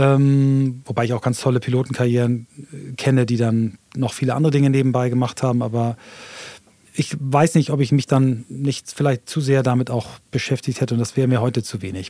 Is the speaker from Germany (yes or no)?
yes; Flensburg, Schleswig-Holstein, Germany; moved away; also born or lived in London / Hamburg; ich bin also in Flensburg geboren, ähm, Marinestadt